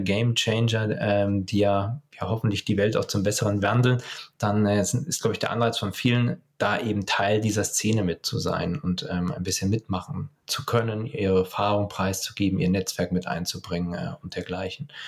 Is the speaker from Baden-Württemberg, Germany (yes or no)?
no; Lower Bavaria, Germany; ich komme eigentlich aus Niederbayern